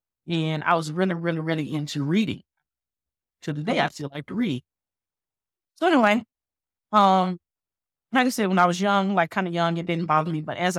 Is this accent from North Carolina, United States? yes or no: yes; Winston-Salem, North Carolina, United States; I grew up in North Carolina, Winston-Salem, North Carolina.